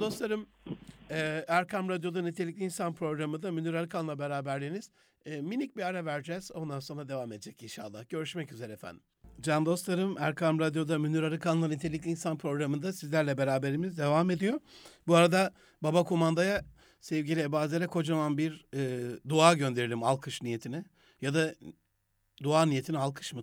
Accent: Gaziantep, Turkey; ben Rize Göçmeni bir ailenin Antepli bir evladıyım.

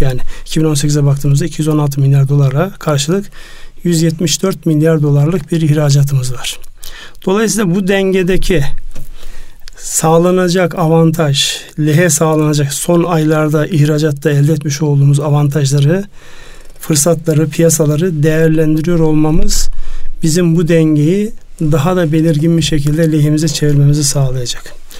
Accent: Turkey; benim memleketimden

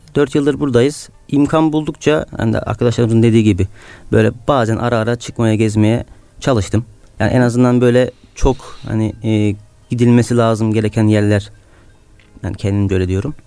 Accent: Bodrum, Muğla, Turkey; moved away as an adult; now in Istanbul, Turkey; ben Muğla'lıyım. E, oranın bir köyündeyim. Hı hı. E, peki Muğla dışına çıkma imkanım olmadı.

